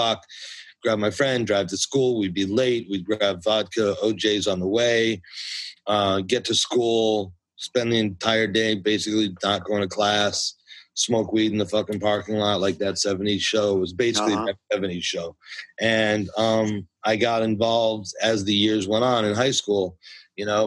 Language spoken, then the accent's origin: English; United States; moved away as an adult; also born or lived in New Jersey / Connecticut / Westchester / Bronx, New York; now in Los Angeles, United States; My family comes from the Bronx, which is an important part of my story. And although I always grew up as a kid in Jersey and Connecticut and Westchester, the Bronx always pulled me back